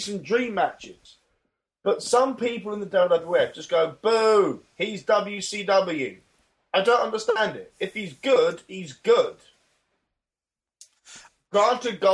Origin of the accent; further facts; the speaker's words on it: England, United Kingdom; because you and I are English